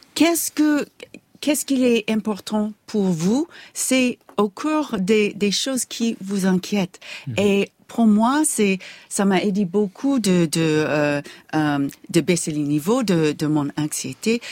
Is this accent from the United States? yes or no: yes; United States; accent: American; French is a second language; mon accent américain